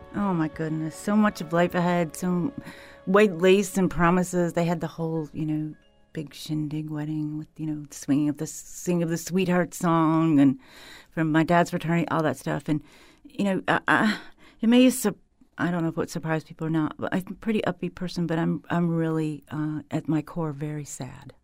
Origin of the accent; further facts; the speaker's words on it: Huron, Ohio, United States; moved away; I grew up in Huron, Ohio, on the South Shore of Lake Erie